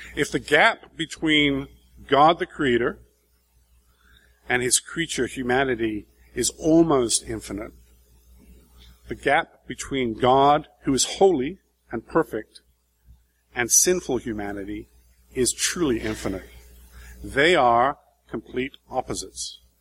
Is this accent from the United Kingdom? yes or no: yes; England, United Kingdom; moved away as an adult; also born or lived in Brazil; we're three English people